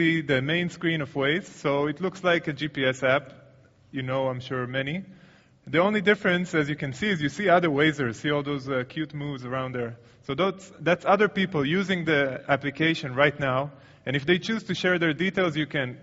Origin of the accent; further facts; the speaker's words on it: Tel Aviv, Tel Aviv District, Israel; my hometown, Tel Aviv.